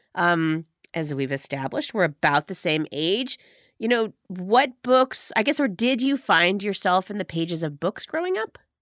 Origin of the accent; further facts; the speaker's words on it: Medina, Ohio, United States; I grew up in Medina, Ohio, four four two five six